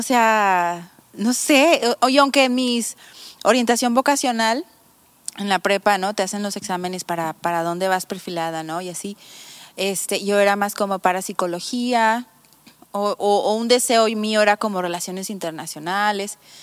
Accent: Mazatlán, Sinaloa, Mexico; moved away as an adult; also born or lived in Tepic / Texas; now in Bucerías, Mexico; yo soy de Mazatlán

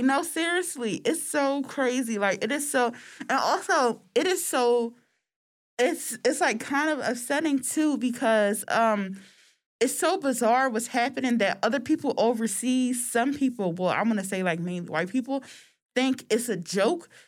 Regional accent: United States; we're American

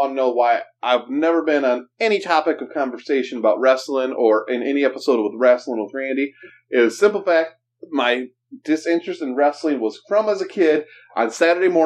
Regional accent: Saginaw, Michigan, United States; also born or lived in Bay City; I'm from Saginaw

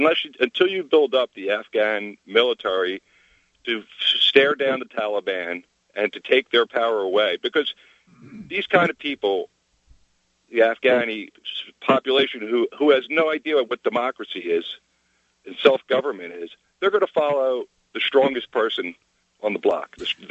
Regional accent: Cape May, New Jersey, United States; I'm from Cape May, New Jersey.

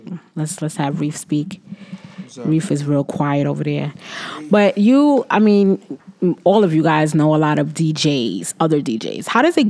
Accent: Brooklyn, New York, United States; Not really, not all the way. I'm still from Brooklyn, all day.

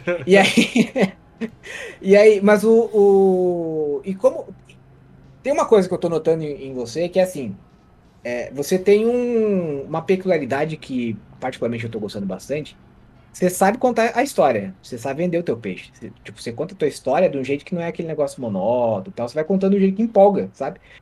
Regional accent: interior of Santa Catarina, Brazil; moved away; eu vim do lugar que brotava essas senhorinhas, que era o interior de Santa Catarina

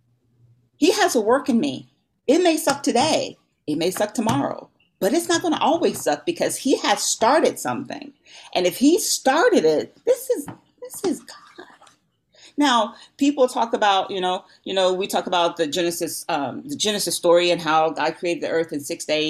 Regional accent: Louisiana, United States; I'm from Louisiana. We like to cook.

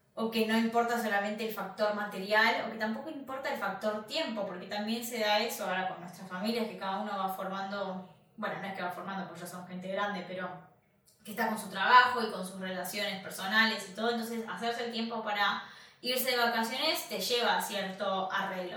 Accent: Argentina; moved away; nosotros somos argentinos

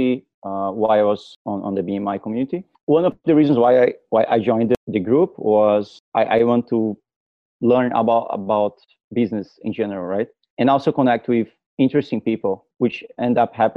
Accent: Brazil; I'm from Brazil.

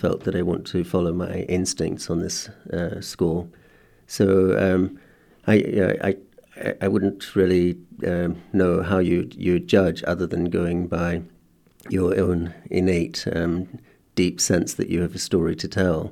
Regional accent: South Africa; as a boy in South Africa that, uh, being schooled in a white, uh, context under apartheid

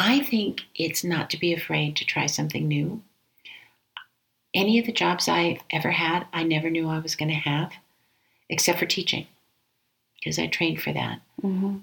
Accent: Denver, Colorado, United States; also born or lived in Aurora, Colorado; here in my hometown in Denver

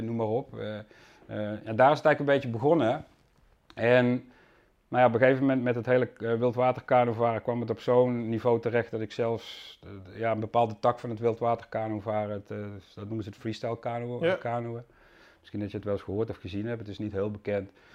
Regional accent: Susteren, Limburg, Netherlands; accent: soft G; moved away as an adult; also born or lived in Amsterdam, Netherlands; now in Landsmeer, Netherlands; ik kom oorspronkelijk uit Limburg vandaan, dus er zit nog iets in van een zachte G. Ja. Eh, ik heb bijna 23 jaar in Limburg gewoond, in Susteren.

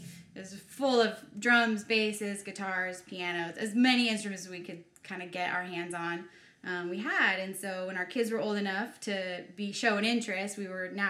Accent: Marin County, California, United States; I grew up in a very musical town. Marin County is right outside of San Francisco

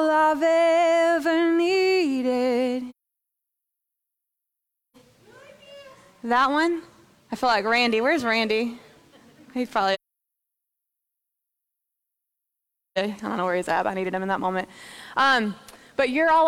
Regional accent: United States; I'm an American over here

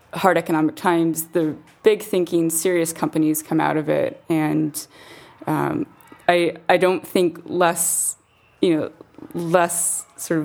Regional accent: United States; moved away as an adult; also born or lived in San Francisco; now in London, United Kingdom; I'm American

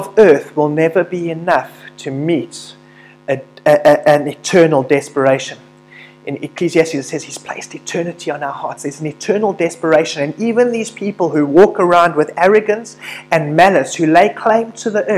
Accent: South Africa; through being a South African

